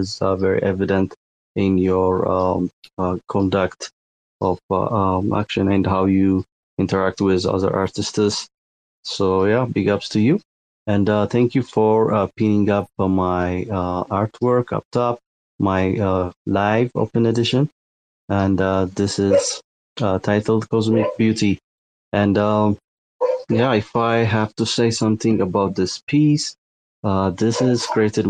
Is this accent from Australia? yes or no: no; Ethiopia; I'm from Ethiopia, and Ethiopia is a landlocked country